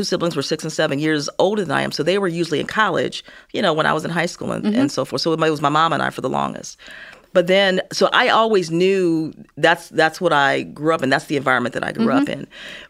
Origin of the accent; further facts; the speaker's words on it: Gary, Indiana, United States; also born or lived in Chicago; So I was born in Chicago, mm-hmm. Was raised in Gary, Indiana, the land of ….